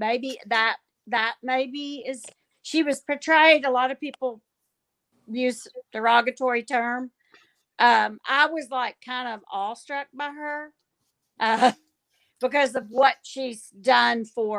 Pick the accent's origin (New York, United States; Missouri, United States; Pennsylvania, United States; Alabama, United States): Alabama, United States; now in Georgia, United States; I was born in Alabama.